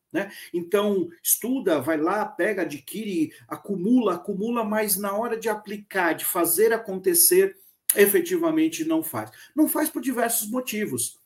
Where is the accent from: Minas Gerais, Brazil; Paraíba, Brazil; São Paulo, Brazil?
São Paulo, Brazil; Santos; Sou nascido na cidade de Santos, cresci aqui na cidade de Santos até o início da minha vida, do final da minha adolescência, início da minha vida profissional, quando eu me mudei para São Paulo, capital